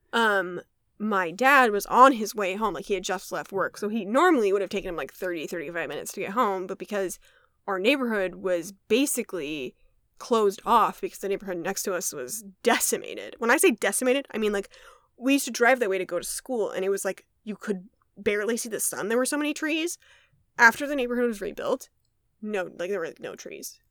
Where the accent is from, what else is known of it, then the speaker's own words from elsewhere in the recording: Wisconsin, United States; we grew up in Wisconsin